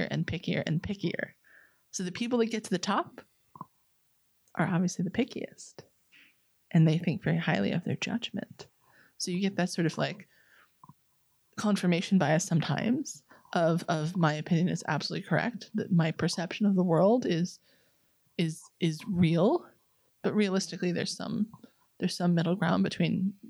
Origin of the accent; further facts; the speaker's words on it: New York, United States; I'm a New Yorker